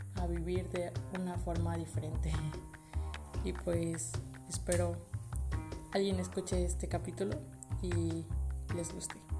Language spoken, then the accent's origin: Spanish; Tabasco, Mexico; moved away as an adult; now in Puebla, Mexico; soy de Tabasco, estudio en Puebla, se supone vivo en Puebla